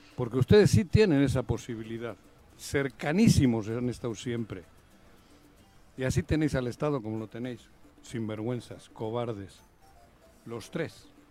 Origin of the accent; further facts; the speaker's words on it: Bilbao, Basque Country, Spain; now in Morelos, Mexico; yo nací en Bilbao, pero me siento morelense